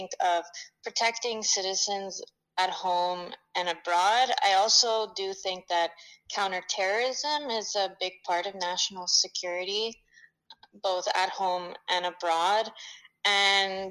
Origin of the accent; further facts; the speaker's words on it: Montreal, Quebec, Canada; also born or lived in Toronto / London; I was born and raised in Montreal, Quebec